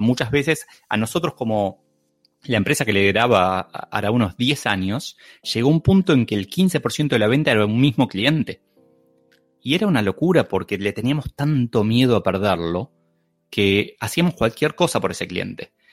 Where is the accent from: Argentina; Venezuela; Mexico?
Argentina; soy argentino, se me nota muchísimo